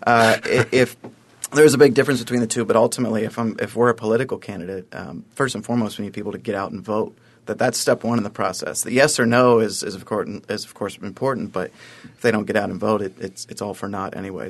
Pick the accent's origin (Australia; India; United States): United States; Columbus, Ohio; moved away as an adult; now in Buffalo, United States; Columbus, Ohio, uh, originally, but, uh, for the last almost two years of my life, Buffalo's been home